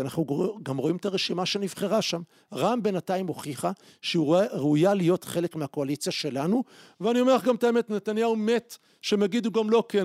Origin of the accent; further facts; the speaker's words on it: Israel; also born or lived in Jerusalem; אני גדלתי בציונות הדתית בחיפה ובירושלים הקלאסית